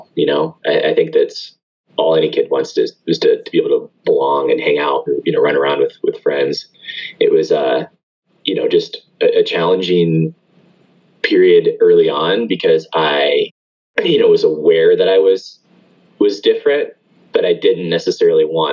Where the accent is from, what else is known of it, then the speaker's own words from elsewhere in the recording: Atlanta, Georgia, United States; I grew up here locally in Atlanta